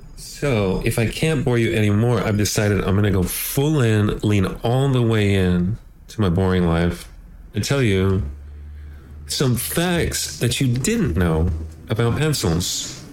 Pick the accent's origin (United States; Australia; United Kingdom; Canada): United States; now in Los Angeles, United States; just trying to survive as an American, as an American man.